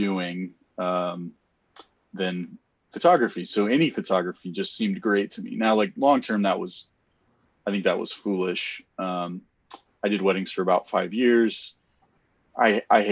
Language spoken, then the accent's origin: English; Texas, United States; also born or lived in Colorado; now in Detroit, United States; I'm from Texas originally, Colorado, and then we moved to Detroit